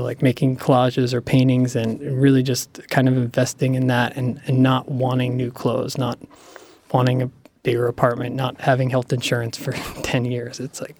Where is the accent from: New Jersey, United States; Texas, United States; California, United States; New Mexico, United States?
New Jersey, United States; Cranford; My hometown, Cranford, New Jersey, tried to open a skate park there.